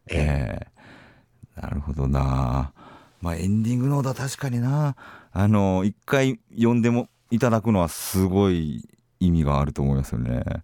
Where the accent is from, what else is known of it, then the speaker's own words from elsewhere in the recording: Kansai, Osaka, Japan; now in Tokyo, Japan; 僕そのまあ、大阪が関西出身なんですけど